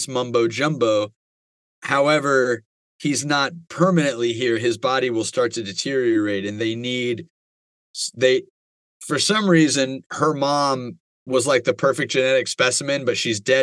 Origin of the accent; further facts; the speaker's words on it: United States; I'm American